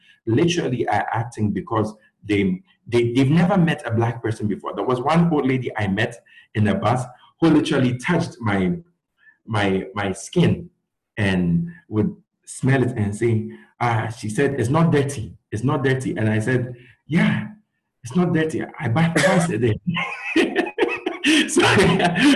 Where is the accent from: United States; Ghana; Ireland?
Ghana; moved away as an adult; also born or lived in Gwangju, South Korea; growing up in Ghana